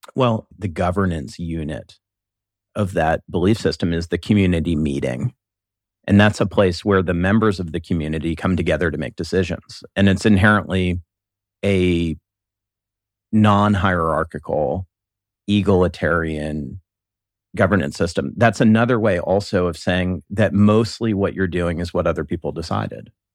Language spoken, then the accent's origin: English; Columbus, Ohio, United States; I was born and raised here in Columbus